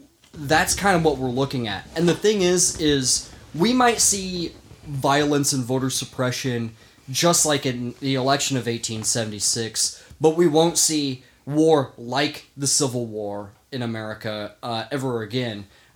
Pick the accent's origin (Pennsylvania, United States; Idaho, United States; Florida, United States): Idaho, United States; Emmett; moved away; my hometown of Emmett, Idaho, are not from. I am from there